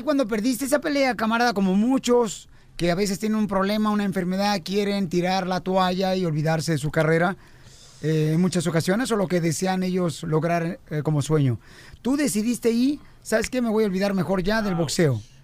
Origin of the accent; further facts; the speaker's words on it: Ocotlán, Jalisco, Mexico; now in United States; soy de Ocotlán, Jalisco